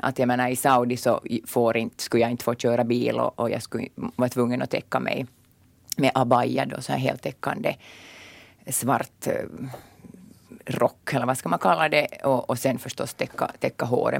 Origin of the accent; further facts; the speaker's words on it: Porvoo, Uusimaa, Finland; now in Inkoo, Finland; jag är från Borgå ursprungligen